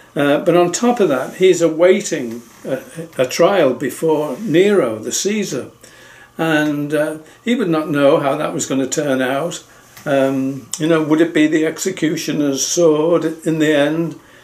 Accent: England, United Kingdom; I'm from England

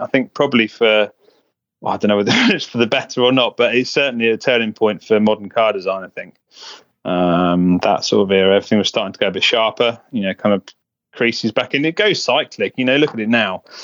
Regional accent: Buckinghamshire, South East England, United Kingdom; I grew up in um, in Buckinghamshire, which is kind of northwest of London, just a little a little village.

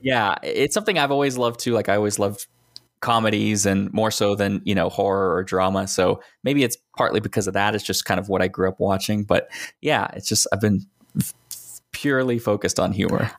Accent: Texas, United States; also born or lived in Northeast United States; now in Northeastern United States; I grew up in Texas

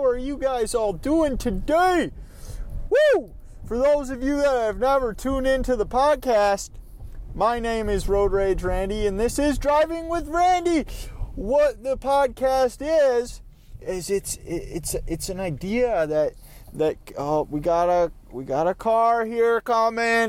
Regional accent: Minnesota, United States; I am from Minnesota, and it's the state of hockey

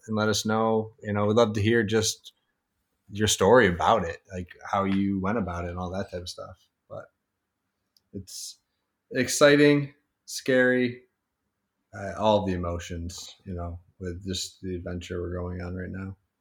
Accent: Syracuse, New York, United States; also born or lived in Long Island; now in Upstate New York, United States; We're both from Syracuse, you know, upstate

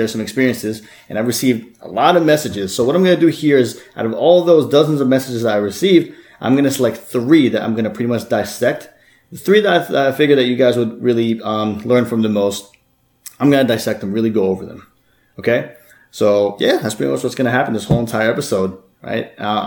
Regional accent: Bloomfield, New Jersey, United States; I'm actually from Jersey myself

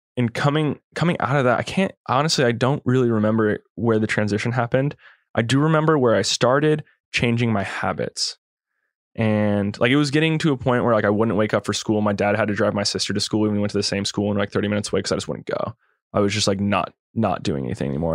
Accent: California, United States; also born or lived in Kauai, Hawaii; growing up in the Lake Tahoe area

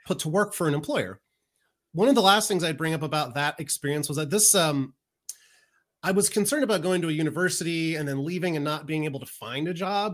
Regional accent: Maryland, United States; a college in my hometown in Maryland

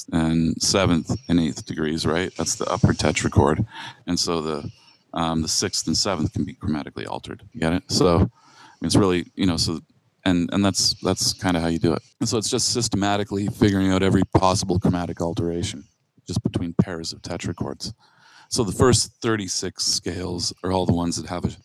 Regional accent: Bothell, Washington, United States; I grew up in Bothell too

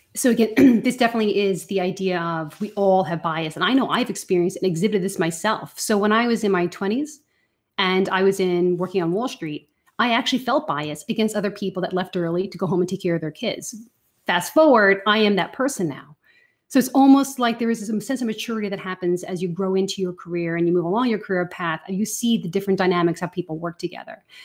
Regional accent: Ireland; accent: Irish; I definitely go, go rogue in my Irish accent when I'm with a fellow Irish person

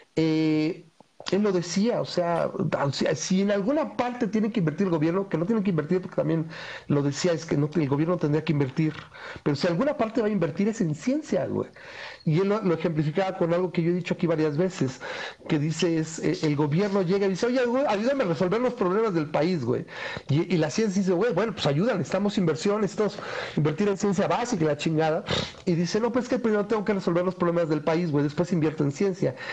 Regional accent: Mexico; tenemos a nivel población como mexicanos

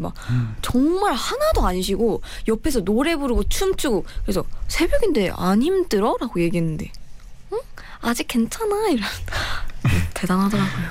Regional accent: Ulsan, South Korea; now in Seoul, South Korea; 제가 울산 출신인데 사실 사투리 좀 많이 써요

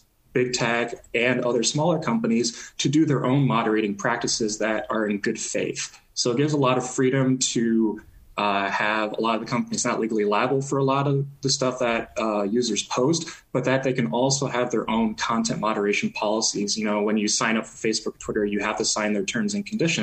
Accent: Nebraska, United States; moved away; I grew up in Nebraska

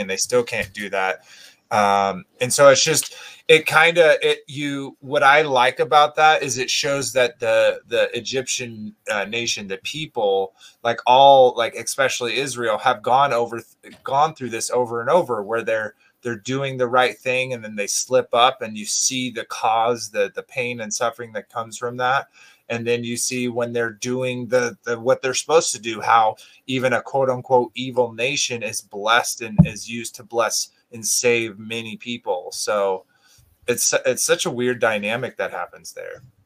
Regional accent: Texas, United States; I grew up, you know, Baptist, I guess, because I grew up in Texas

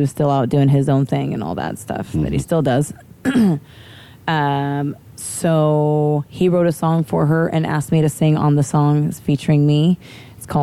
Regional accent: Kansas, United States; moved away as an adult; also born or lived in St. John, US Virgin Islands; I am from Kansas

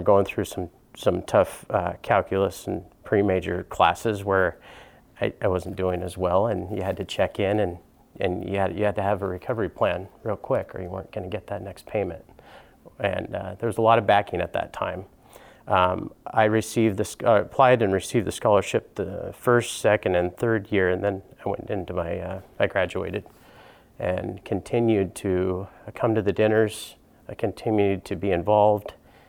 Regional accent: Washington, United States; And I came from from Eastern Washington, kind of a farming community

